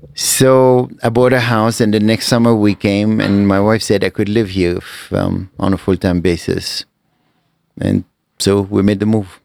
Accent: Lebanon; born or raised there; moved away as an adult; also born or lived in Cairo, Egypt

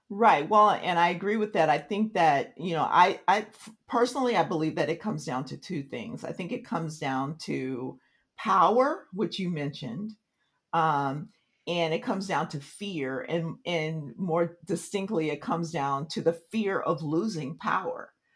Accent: Tulsa, Oklahoma, United States; I was I was born in Tulsa, Oklahoma

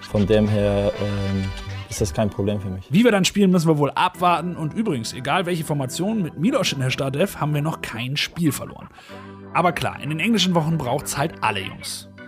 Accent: Bremen, Germany; Ein echter Bremer Jung bleibt ja, eben halt ein prima Jung. Ich bin als kleiner Junge immer ins Stadion gegangen.

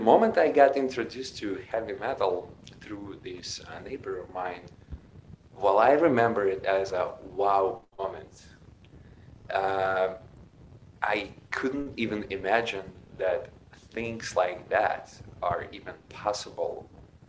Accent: Ukraine; I was born in Ukraine. Back then it was Soviet Union, 1976

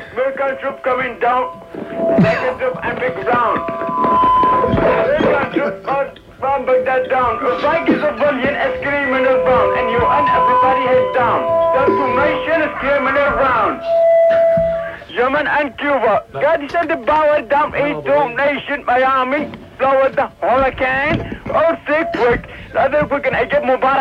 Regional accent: Nigeria; I'm from Nigeria

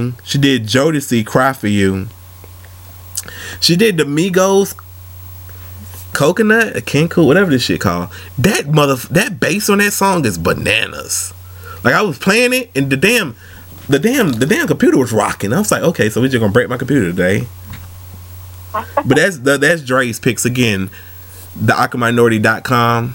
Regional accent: Atlanta, Georgia, United States; I'm from Atlanta

